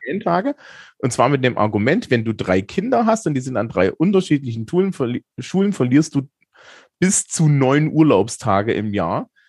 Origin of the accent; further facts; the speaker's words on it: Eisenach, Thuringia, Germany; ich bin ja aus Eisenach